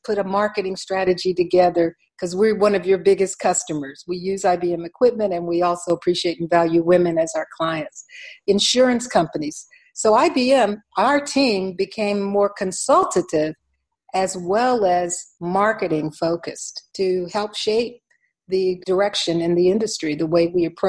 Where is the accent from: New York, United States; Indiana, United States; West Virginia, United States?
West Virginia, United States; born in the state of West Virginia. 3% of the people look like me. So there's a regional box that is associated with my home state